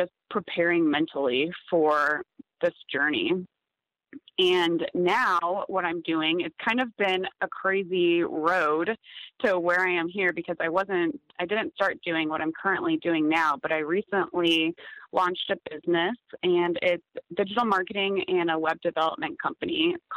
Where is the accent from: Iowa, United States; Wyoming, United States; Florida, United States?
Iowa, United States; Des Moines; moved away as an adult; also born or lived in Kansas City; I grew up in Des Moines, Iowa, which for those of you that don't know, it's kind of the middle of nowhere farmland in the U.S.